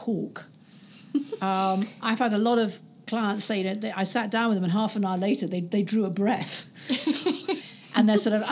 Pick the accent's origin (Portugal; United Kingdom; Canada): United Kingdom; being British